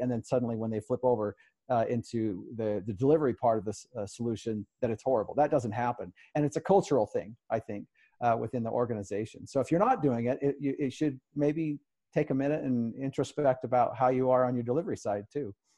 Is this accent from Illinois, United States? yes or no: no; Salt Lake City, Utah, United States; my hometown